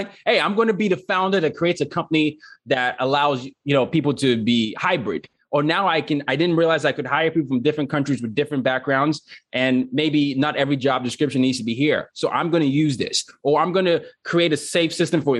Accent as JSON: {"language": "English", "country": "Nigeria", "said": "I'm from Nigeria"}